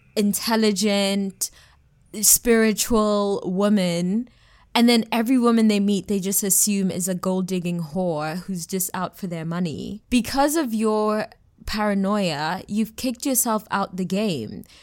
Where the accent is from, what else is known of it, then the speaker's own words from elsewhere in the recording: Johannesburg, Gauteng, South Africa; So I'm South African, and what I've noticed, I'm from Joburg specifically